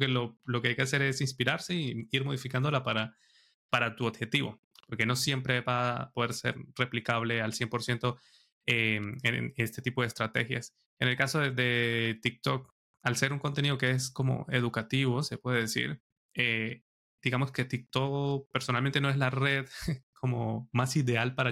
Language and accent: Spanish; San Cristóbal, Táchira, Venezuela; now in Madrid, Spain; Yo soy de San Cristóbal, del estado Táchira. Es una ciudad, bueno, el que conoce Venezuela es frontera con Colombia.